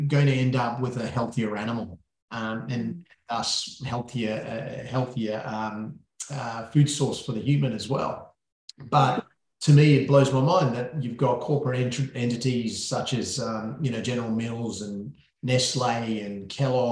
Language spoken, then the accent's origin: English; Sri Lanka; moved away; Sri Lanka, which is my home country